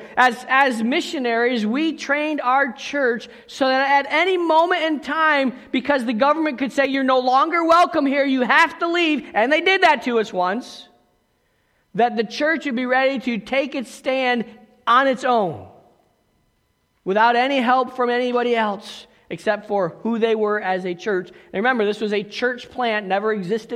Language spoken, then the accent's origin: English; United States; moved away as an adult; also born or lived in South Africa; we were Americans